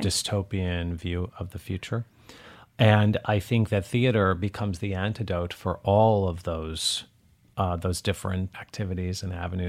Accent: Detroit, Michigan, United States; And I'm from Detroit

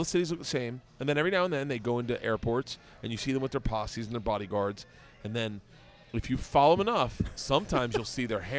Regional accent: Florida, United States; I grew up in Florida

